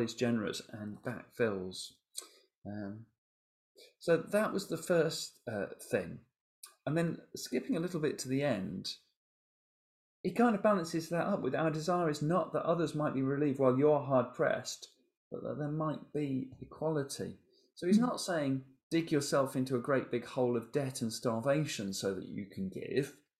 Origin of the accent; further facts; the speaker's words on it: England, United Kingdom; we're English